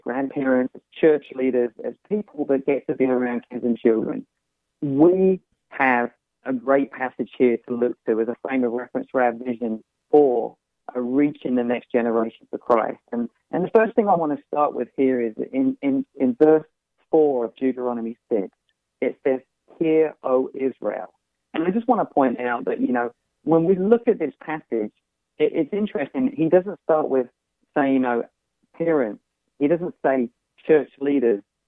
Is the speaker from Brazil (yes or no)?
no; United Kingdom; accent: UK; I grew up in the UK, and I grew up outside of the church